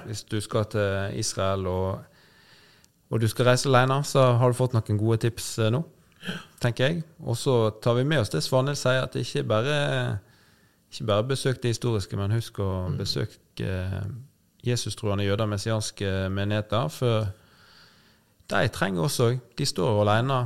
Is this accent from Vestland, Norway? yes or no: yes; Nordhordland, Vestland, Norway; Nordhordland, der jeg er fra